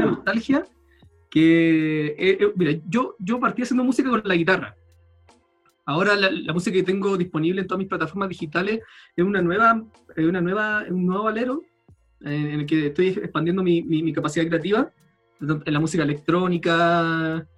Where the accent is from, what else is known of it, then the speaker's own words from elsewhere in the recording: El Salvador, Atacama, Chile; moved away; also born or lived in Valparaíso, Chile; ahora me vine a mi, a mi, pueblo de infancia, en el norte del país, la tercera región, El Salvador, que es un pueblo minero muy chico